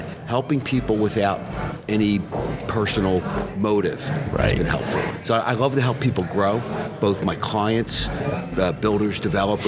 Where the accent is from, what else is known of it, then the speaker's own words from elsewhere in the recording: Philadelphia, Pennsylvania, United States; I am from Philly, city of brotherly love